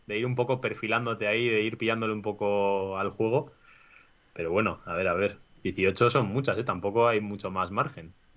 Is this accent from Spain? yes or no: yes; San Sebastián, Basque Country, Spain; yo que soy de Donosti